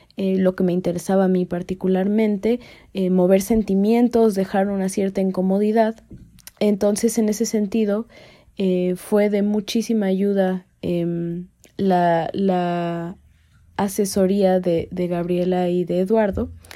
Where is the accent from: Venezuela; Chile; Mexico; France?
Mexico; vivimos el día a día, el ser mexicanos